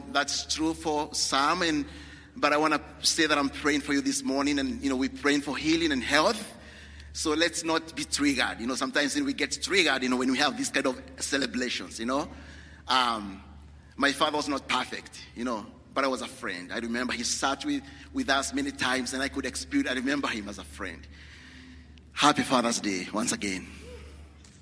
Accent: Kenya; moved away; I'm from Kenya

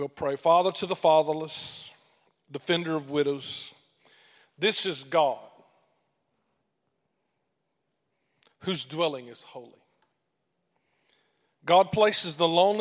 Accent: Mississippi, United States; accent: great thick accent; moved away as an adult; also born or lived in Sri Lanka; I'm originally from Mississippi

